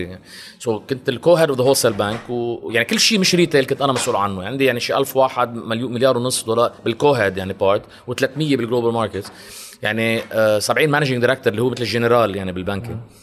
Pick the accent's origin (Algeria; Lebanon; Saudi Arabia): Lebanon; also born or lived in Champaign, Illinois, United States; من لبنان